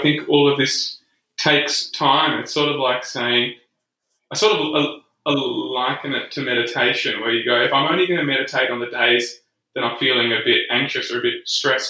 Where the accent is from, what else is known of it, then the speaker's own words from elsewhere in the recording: Scotland, United Kingdom; I think that's a part of being Scottish, though, isn't it?